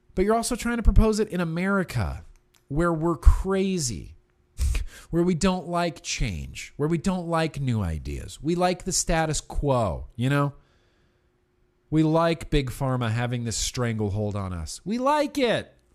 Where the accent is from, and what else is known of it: United States